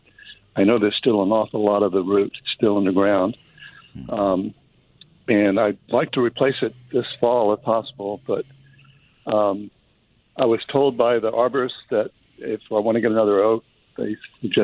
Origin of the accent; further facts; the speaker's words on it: Louisiana, United States; now in Texas, United States; I'm from Louisiana